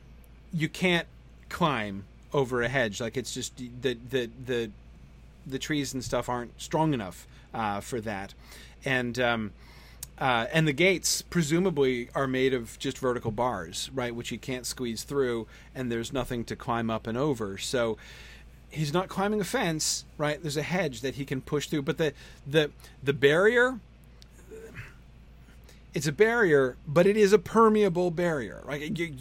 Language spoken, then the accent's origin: English; United States; as an American